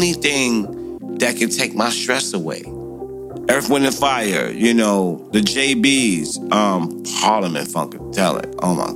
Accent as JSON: {"language": "English", "town": "New York City", "region": "New York", "country": "United States", "tie": "born or raised there", "said": "I'm born and bred in Brooklyn, New York, Brownsville"}